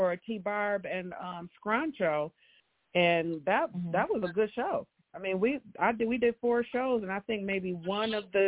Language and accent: English; Grand Rapids, Michigan, United States; I grew up in Grand Rapids